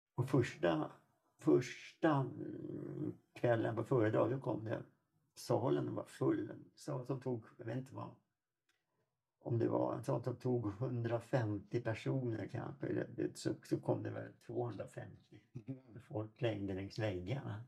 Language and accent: Swedish; Sweden; also born or lived in Toronto, Canada; Som svensk